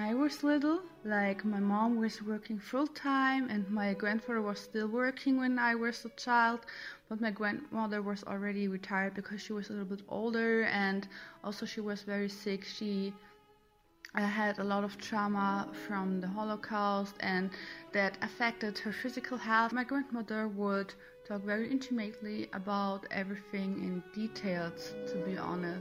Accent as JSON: {"language": "English", "town": "Minden", "region": "North Rhine-Westphalia", "country": "Germany", "tie": "born or raised there", "said": "I'm a German citizen and I was born in Minden, which is a small town near Hanover."}